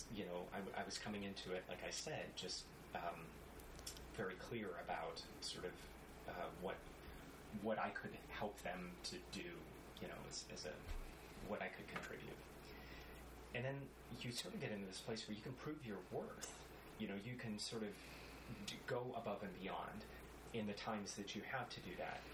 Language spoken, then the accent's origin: English; Florida Keys, United States; also born or lived in Ohio / New Mexico; I grew up in the Florida Keys